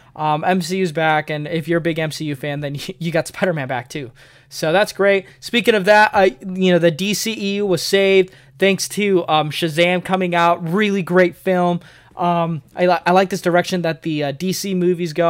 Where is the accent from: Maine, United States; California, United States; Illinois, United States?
Illinois, United States; outside of Chicago, Northern; now in Springfield, United States; I'm from Northern Illinois, uh, outside of Chicago, and I've moved here to Missouri, uh, Springfield to be exact